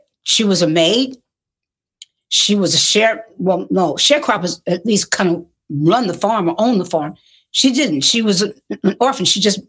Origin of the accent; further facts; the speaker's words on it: New York, United States; accent: New York; if I would lapse into my New York accent